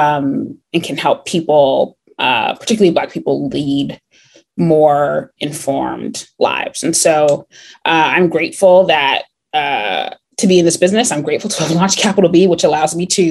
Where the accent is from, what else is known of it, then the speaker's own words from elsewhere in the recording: New Jersey, United States; also born or lived in Connecticut; I was raised in New Jersey. I always want to say born and raised, but I was actually born in Connecticut and was only there for 4 months